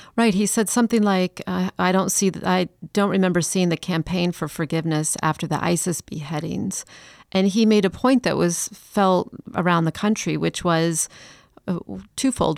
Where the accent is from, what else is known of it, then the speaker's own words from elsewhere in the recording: Chicago, Illinois, United States; also born or lived in Atlanta; now in Charleston, United States; I'm not from Charleston. I'm from Chicago